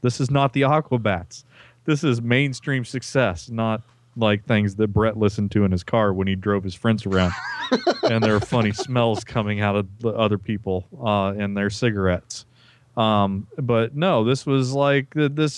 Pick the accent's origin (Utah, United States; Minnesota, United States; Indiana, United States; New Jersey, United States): Indiana, United States; Peru; my hometown